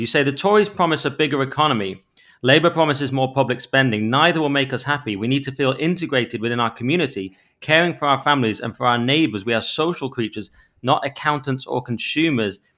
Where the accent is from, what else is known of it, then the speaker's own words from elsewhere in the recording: Cumbria, North West England, United Kingdom; I'm from Cumbria.